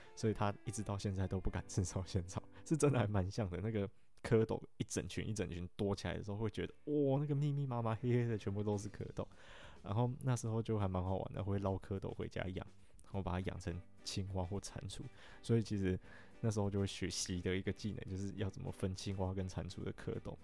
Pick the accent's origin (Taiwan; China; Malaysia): Taiwan; Alishan, Chiayi County; moved away as an adult; 我家住在阿里山一个还蛮特别的地方